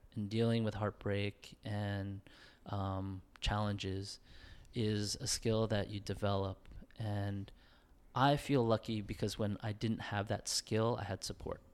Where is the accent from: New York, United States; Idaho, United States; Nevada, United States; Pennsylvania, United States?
New York, United States; living in New York and growing up in New York